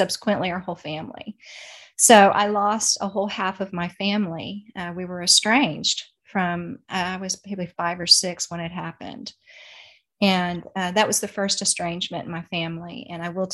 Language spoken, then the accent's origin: English; Dallas, Texas, United States; I was born in Dallas, Texas, and my parents were in the nightclub business